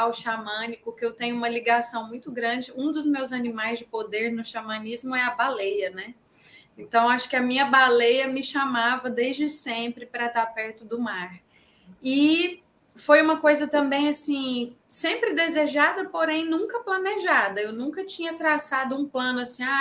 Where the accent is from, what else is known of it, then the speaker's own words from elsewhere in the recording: Goiânia, Goiás, Brazil; now in João Pessoa, Brazil; Estou em João Pessoa, na Paraíba, mas sou goiana goianiense.